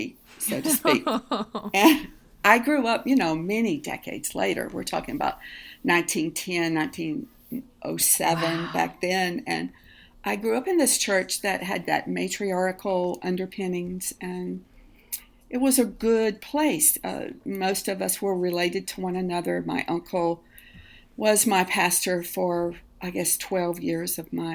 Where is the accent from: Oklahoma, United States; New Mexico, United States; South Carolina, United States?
South Carolina, United States; moved away; I grew up in rural South Carolina outside of Greenville, which is now not a rural area